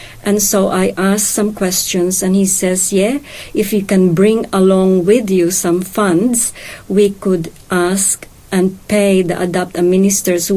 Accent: Philippines; now in Australia; I am a Filipina Chinese, and I was born in the Philippines

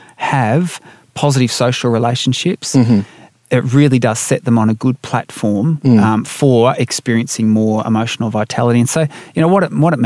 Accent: Australia; I'm an Aussie

